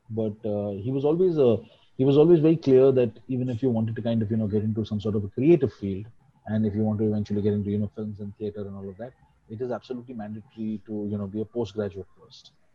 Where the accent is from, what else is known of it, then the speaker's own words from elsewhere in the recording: Mumbai, Maharashtra, India; also born or lived in Delhi; I'm uh, uh, pretty much a Bombay boy. Uh, I was uh, born in Delhi because my grandparents were there, so that was it. But I've always lived in Bombay.